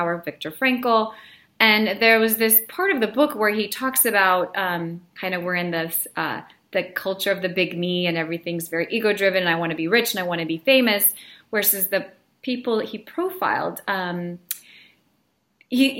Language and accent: English; Belarus; now in United States; I was born in Belarus, so I'm, you know, was an immigrant with my family